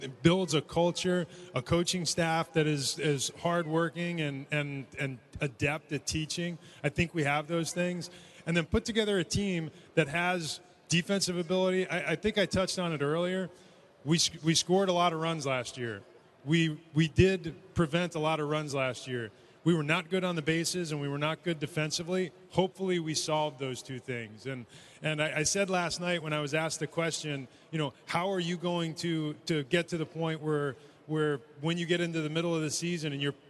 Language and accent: English; Northeast, United States; I grew up in the Northeast